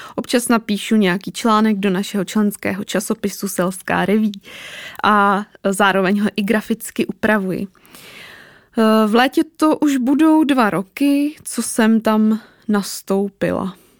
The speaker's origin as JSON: {"language": "Czech", "town": "Teplice", "region": "Ústí nad Labem Region", "country": "Czechia", "also_born_or_lived": "Prague", "said": "Já pocházím ze severu, konkrétně z Teplic"}